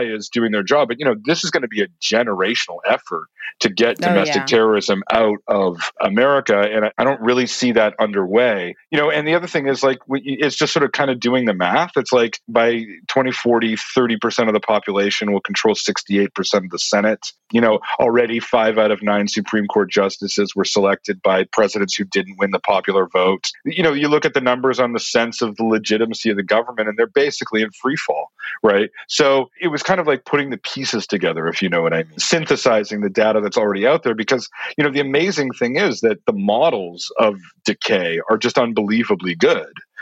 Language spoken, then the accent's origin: English; Canada; as a Canadian